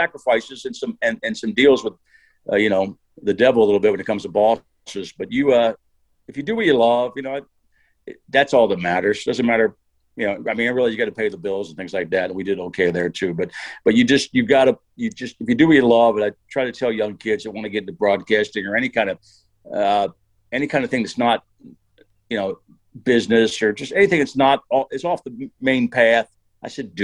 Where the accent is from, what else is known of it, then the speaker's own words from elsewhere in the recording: Harrisburg area, Pennsylvania, United States; I worked at WTPA as a 7 to midnight guy for about 3 years, right in my hometown. We were based in Mechanicsburg, right outside of Harrisburg.